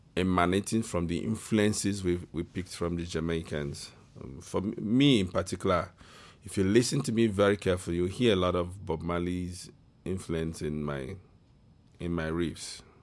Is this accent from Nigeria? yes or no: yes; Igbo, Igboland, Nigeria; I'm from the Igbo tribe in West Africa, Nigeria.